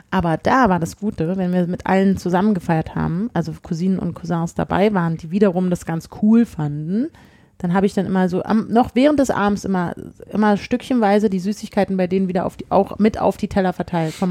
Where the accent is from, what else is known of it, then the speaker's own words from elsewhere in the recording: Berlin, Germany; Wir kommen alle aus Berlin, die hätten auch einfach nur fünf Straßen weiter zu ihren Eltern fahren können